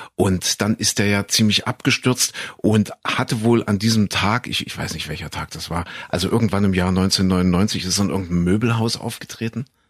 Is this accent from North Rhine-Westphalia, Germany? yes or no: no; Saxony-Anhalt, Germany; ich bin ja groß geworden in Sachsen-Anhalt in Kuhköthen